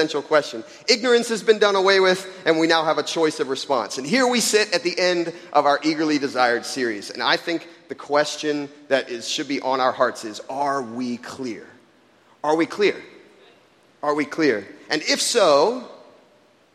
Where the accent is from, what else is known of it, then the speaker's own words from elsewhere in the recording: Jacksonville, Florida, United States; I was growing up in Jacksonville, Florida. I was interning at my church that I grew up